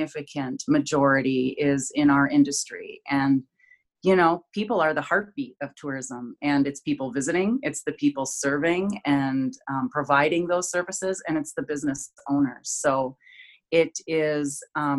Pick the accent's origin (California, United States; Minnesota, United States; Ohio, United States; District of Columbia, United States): Minnesota, United States; Duluth; my beloved Twin Ports, my hometown